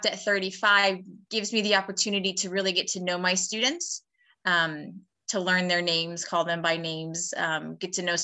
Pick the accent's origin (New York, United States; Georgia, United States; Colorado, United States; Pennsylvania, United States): Pennsylvania, United States; Erie; moved away as an adult; also born or lived in Pittsburgh area; now in York, United States; originally I'm from Erie